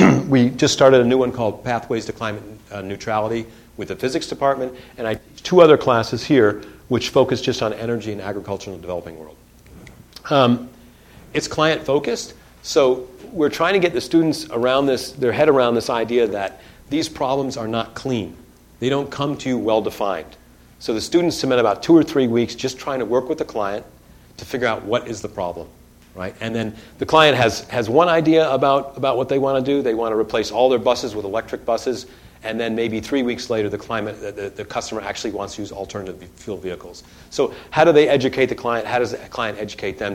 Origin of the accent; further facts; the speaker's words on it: Detroit, Michigan, United States; I grew up in Detroit